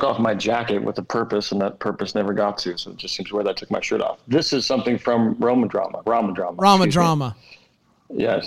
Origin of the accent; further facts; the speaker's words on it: Canada; I'm all Canadian